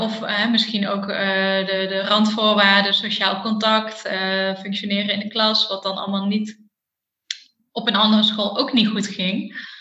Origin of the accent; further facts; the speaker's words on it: Eindhoven, North Brabant, Netherlands; ik kom uit Eindhoven